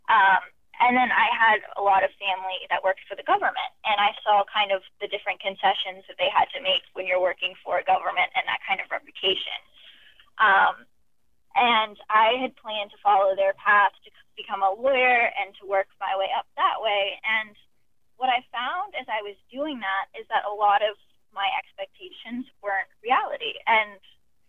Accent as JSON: {"language": "English", "region": "Florida", "country": "United States", "tie": "born or raised there", "said": "I grew up in Florida"}